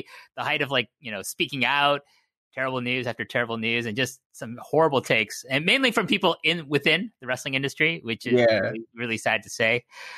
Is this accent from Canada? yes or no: yes; Canada; I'm Canadian